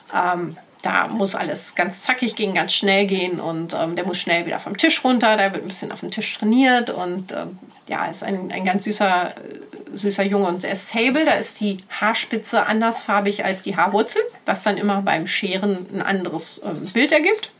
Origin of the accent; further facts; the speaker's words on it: Ruhr area, North Rhine-Westphalia, Germany; moved away; sind wir weitergefahren in den Ruhrport, in meine alte Heimat